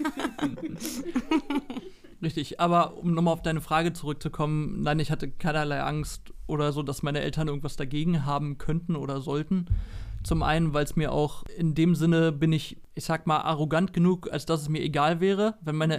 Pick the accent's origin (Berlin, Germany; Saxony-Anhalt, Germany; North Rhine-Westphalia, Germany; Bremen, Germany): Berlin, Germany; ich komme aus Deutschland, Berlin, habe schon immer hier gewohnt und gelebt